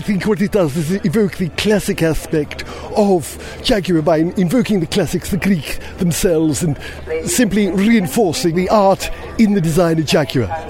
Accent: Wales, United Kingdom; being a Welshman

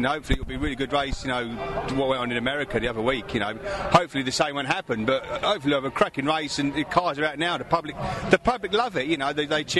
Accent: Dunstable, East of England, United Kingdom; So I come from Dunstable.

